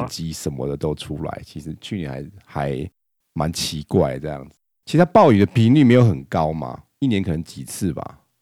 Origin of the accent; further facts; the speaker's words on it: Taiwan; 我们台湾人